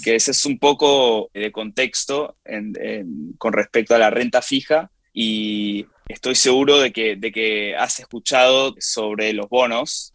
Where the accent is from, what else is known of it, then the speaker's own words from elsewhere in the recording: Argentina; now in New York, United States; en mi país de nacimiento, Argentina